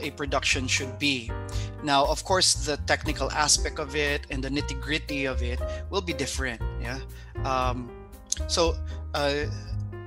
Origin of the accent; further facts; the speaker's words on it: Philippines; moved away; I come from the Philippines, our culture there is very open to the arts